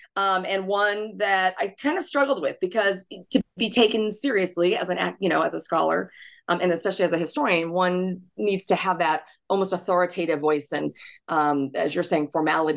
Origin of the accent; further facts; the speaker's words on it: Intermountain West, United States; I grew up in the Intermountain West in the 80s and 90s